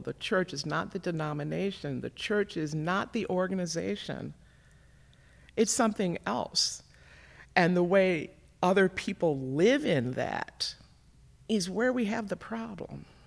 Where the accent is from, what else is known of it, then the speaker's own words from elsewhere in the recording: Gary, Indiana, United States; moved away as an adult; now in Minnesota, United States; I was raised primarily in Gary, Indiana